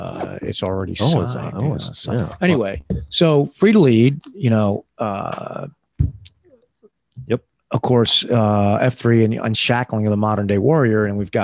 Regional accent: United States

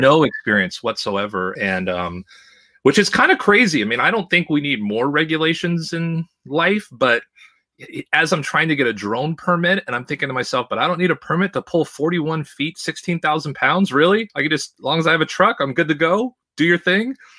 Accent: Los Angeles, California, United States; moved away as an adult; also born or lived in Seattle / Boston / New York / Idaho; I was born in Seattle, I learned to talk in Boston, walk in New York, and run in Los Angeles, and I spent the majority of my, at the time, forty-four years, probably, I don't know, at least forty of them in the L A, Orange County area

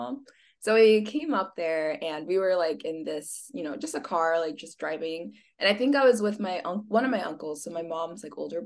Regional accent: Escondido, California, United States; moved away as an adult; also born or lived in San Diego, California; now in Arizona, United States; So I was born in San Diego City. And then when I was 8, I moved up to Escondido.

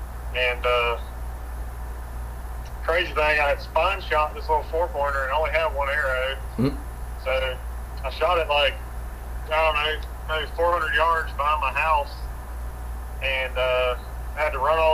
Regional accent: Gray, Georgia, United States; I'm from Georgia. Okay. Living in Gray my whole life.

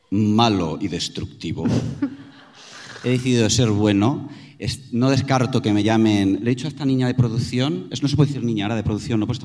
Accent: Spain; also born or lived in Barcelona; Nosotras somos españolas.

